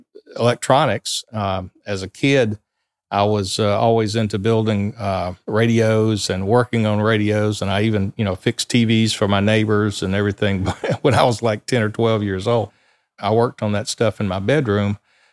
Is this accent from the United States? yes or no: yes; Sumter, South Carolina, United States; I grew up right here in Sumter, South Carolina.